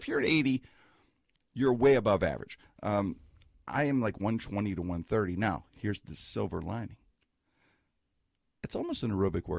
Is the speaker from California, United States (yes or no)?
no; Pittsburgh, Pennsylvania, United States; I'm from the Strip.